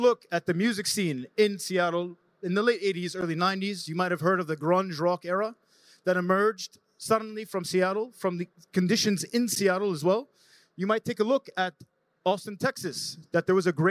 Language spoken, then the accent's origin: English; Jordan; I'm a founder from Jordan